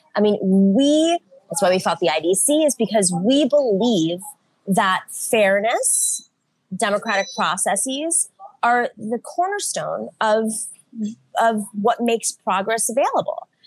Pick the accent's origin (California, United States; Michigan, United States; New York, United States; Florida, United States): New York, United States; Buffalo; I grew up in Buffalo, New York